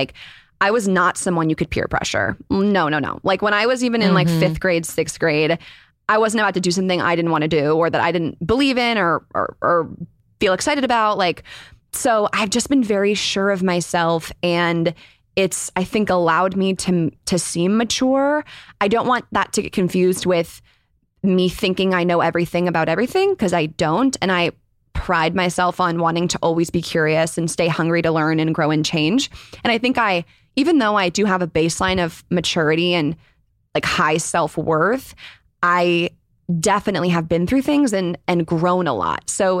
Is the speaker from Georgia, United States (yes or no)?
no; Northern California, United States; also born or lived in Chicago; I'm 25. I'm from Northern California. Born in Chicago, but raised in NorCal.